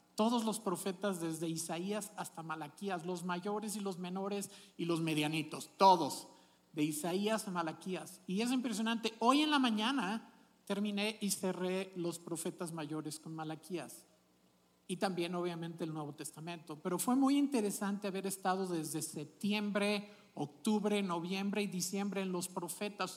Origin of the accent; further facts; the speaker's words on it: Celaya, Guanajuato, Mexico; de donde yo me crié en Celaya